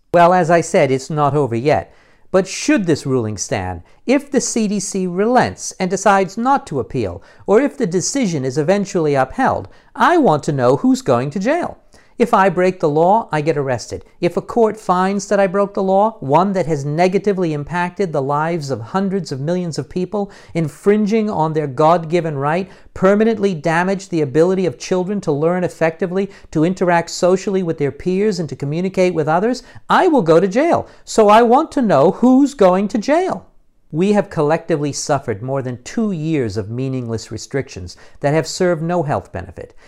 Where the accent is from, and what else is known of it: United States; now in United Kingdom